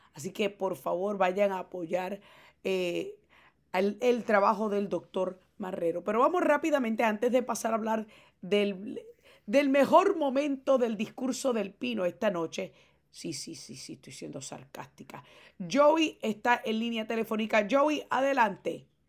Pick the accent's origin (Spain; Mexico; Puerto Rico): Puerto Rico; yo como puertorriqueña